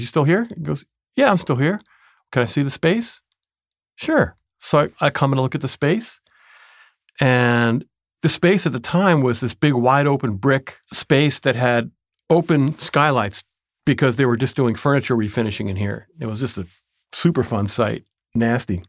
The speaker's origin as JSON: {"language": "English", "town": "Tarrytown", "region": "New York", "country": "United States", "tie": "born or raised there", "also_born_or_lived": "Toronto, Canada", "moved": "as an adult", "lives_now": "Oakland, United States", "said": "I grew up in Tarrytown, New York, now called Sleepy Hollow"}